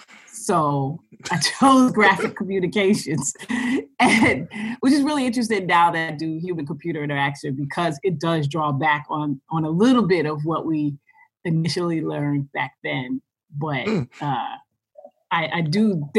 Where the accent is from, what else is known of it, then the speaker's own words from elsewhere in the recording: New York City, New York, United States; I grew up in Brooklyn, New York.